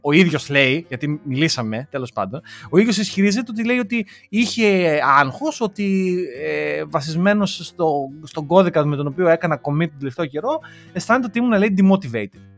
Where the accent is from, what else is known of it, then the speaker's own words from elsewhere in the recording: Greece; moved away; είμαστε Έλληνες του εξωτερικού